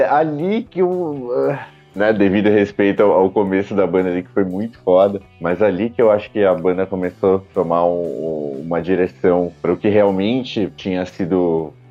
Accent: Santo André, São Paulo, Brazil; sou da BC Paulista, é, Santo André, São Paulo

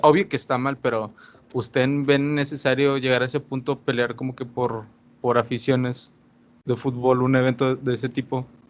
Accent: Monterrey, Nuevo León, Mexico; nosotros que somos regios

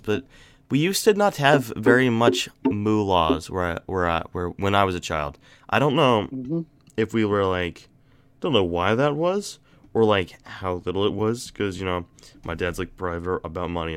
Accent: Florida, United States; moved away; when I grew up in Florida

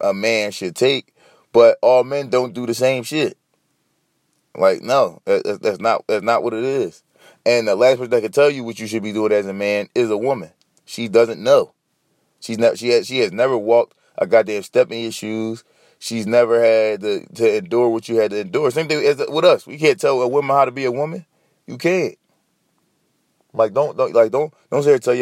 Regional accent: Philadelphia, Pennsylvania, United States; I'm from Philly. I'm in Philly.

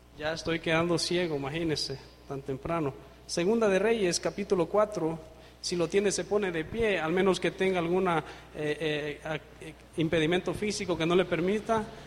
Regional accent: Honduras; soy de Honduras, el país cinco estrellas

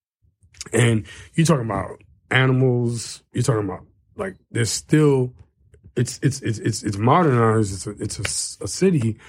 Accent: New York City, New York, United States; also born or lived in Long Island, New York; now in Harlem, New York, United States; I was born and raised in Brooklyn

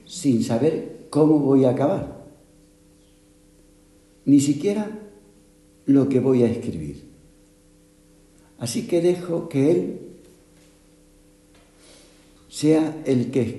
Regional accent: Málaga, Andalusia, Spain; Es que somos las dos de Málaga, pero lo menos parecidas.

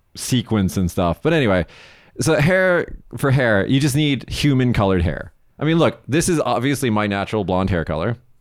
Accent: United States; now in Japan; Growing up in America, you know, as a visually white male

